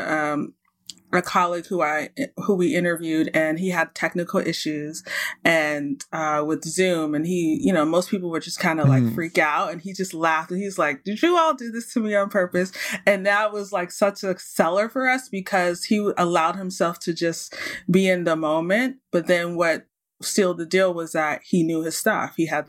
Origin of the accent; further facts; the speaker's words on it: United States; also born or lived in Saudi Arabia; now in Canada; And then obviously the U.S. is one of the countries because I'm from the States. And now I live in Canada.